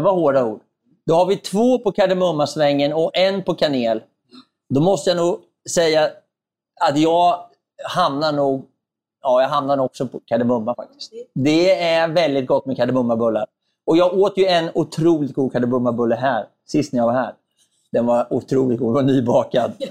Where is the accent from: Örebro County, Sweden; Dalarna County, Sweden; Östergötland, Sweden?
Örebro County, Sweden; Närke; Närke, ja. där jag kommer ifrån